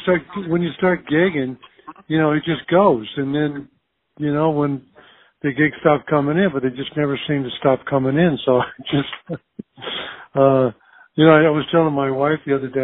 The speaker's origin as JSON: {"language": "English", "area": "Earlham and Jefferson", "region": "Iowa", "country": "United States", "tie": "born or raised there", "also_born_or_lived": "Des Moines, Iowa", "moved": "as an adult", "said": "I was born in Des Moines and raised uh, in Earlham, and Jefferson, Iowa, small little farming communities"}